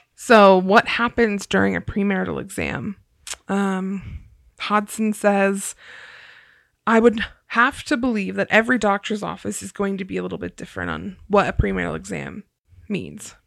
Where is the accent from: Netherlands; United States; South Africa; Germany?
United States; Ohio; moved away as an adult; also born or lived in Idaho / Utah; growing up in Ohio